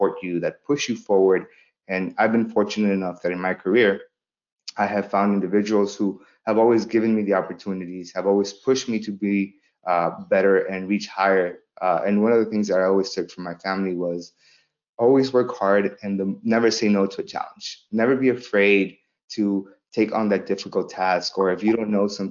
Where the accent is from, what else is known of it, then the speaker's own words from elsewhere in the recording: Los Angeles, California, United States; also born or lived in El Salvador; Growing up in South Central Los Angeles